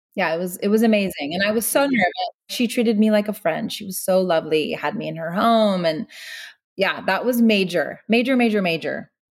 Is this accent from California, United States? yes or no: yes; Meadow Vista, California, United States; now in Los Angeles, United States; where we grew up back in Northern California. It's a town called Meadow Vista